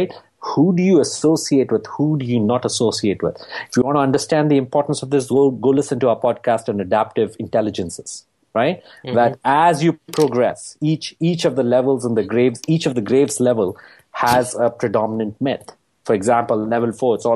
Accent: United States; my home country

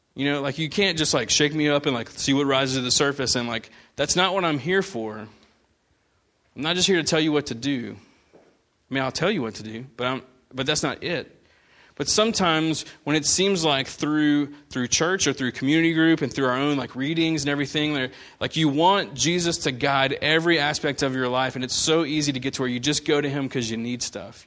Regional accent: United States; growing up in America

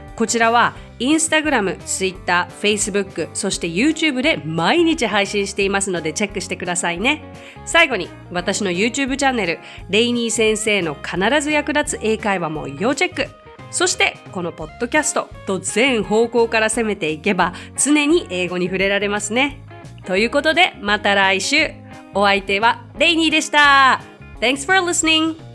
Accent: Japan; I'm Japanese

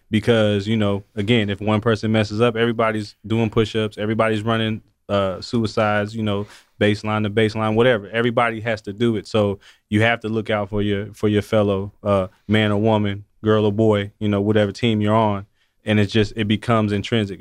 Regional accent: Atlanta, Georgia, United States; we're both from Atlanta

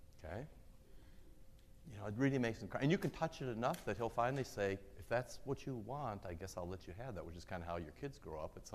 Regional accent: Iowa, United States; I moved into the city in fifth grade, so I was pre-fifth grade. But, you know, I grew up in Iowa

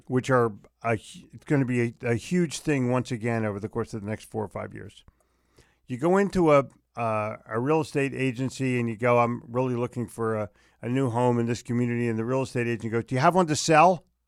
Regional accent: Philadelphia, Pennsylvania, United States; moved away; I grew up in Philly

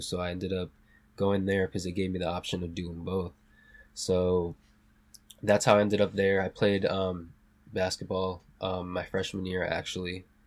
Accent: South Hadley, Massachusetts, United States; also born or lived in Puerto Rico; I grew up in Western Mass, a small town called South Hadley

